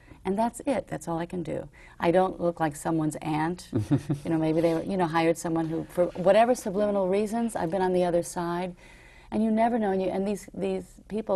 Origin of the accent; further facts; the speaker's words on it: New York, United States; growing up in New York